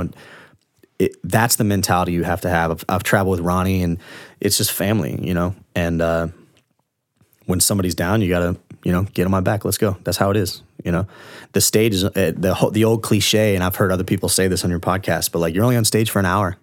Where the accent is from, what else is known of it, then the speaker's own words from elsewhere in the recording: Largo, Florida, United States; I grew up in Orange Lake Village in Largo, which is kind of a, like, white, trashy neighborhood